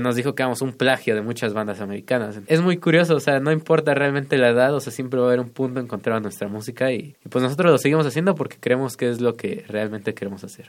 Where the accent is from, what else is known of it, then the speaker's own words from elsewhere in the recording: Tlalnepantla, State of Mexico, Mexico; somos de Tlalnepantla, del Estado de México